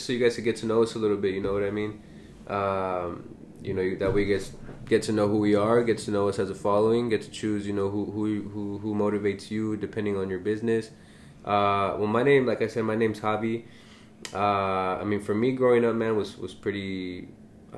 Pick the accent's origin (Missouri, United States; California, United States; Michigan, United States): California, United States; Los Angeles; We're both from San Pedro